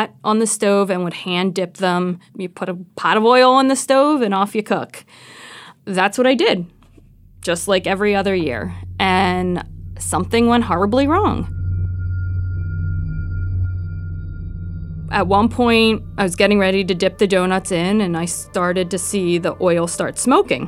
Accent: Philadelphia, Pennsylvania, United States; moved away as an adult; now in Athens, United States; I'm originally from Philadelphia.

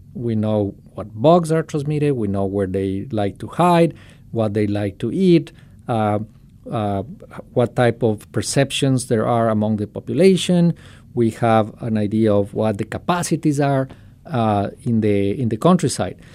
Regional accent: Quito, Pichincha, Ecuador; moved away as an adult; now in Ohio, United States; I am, uh, originally from Ecuador. I was born in Quito

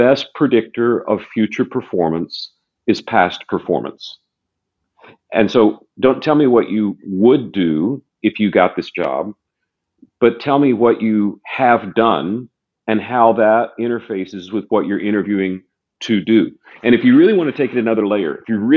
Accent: the South, United States; I was raised in the South

